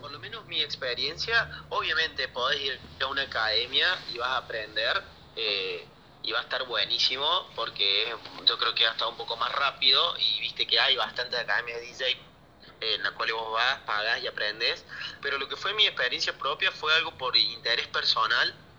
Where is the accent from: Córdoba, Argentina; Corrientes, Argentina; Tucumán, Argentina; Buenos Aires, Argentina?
Córdoba, Argentina; soy bastante, bastante cordobés